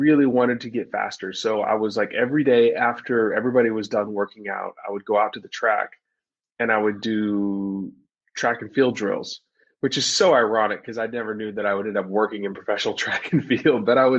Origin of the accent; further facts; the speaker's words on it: Dallas, Texas, United States; I grew up in Dallas, Texas, and I was an overweight kid